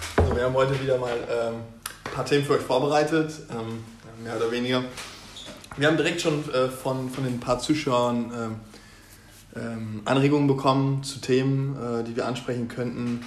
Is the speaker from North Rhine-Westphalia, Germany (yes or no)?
no; Osnabrück, Lower Saxony, Germany; now in Hanover, Germany; ich komme aus Osnabrück ursprünglich